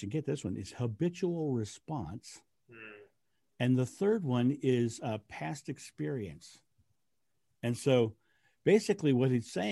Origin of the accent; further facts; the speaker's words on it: United States; I'm American.